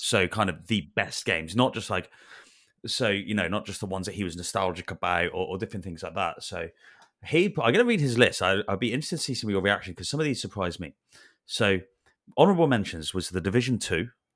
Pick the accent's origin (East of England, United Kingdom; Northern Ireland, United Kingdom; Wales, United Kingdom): Wales, United Kingdom; I grew up in Wales